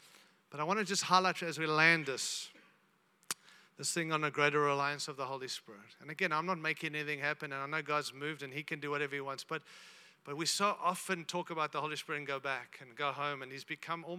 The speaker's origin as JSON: {"language": "English", "country": "Zimbabwe", "tie": "born there", "said": "I was born in Zimbabwe, so Rhodesia."}